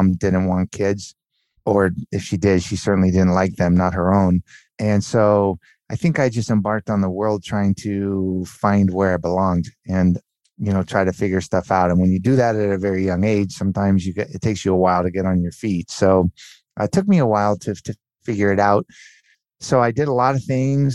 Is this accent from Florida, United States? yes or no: no; Southern California, United States; also born or lived in Miami; we grew up in Southern California. My parents moved to Southern California shortly after I was born. And yeah, I was raised in Southern California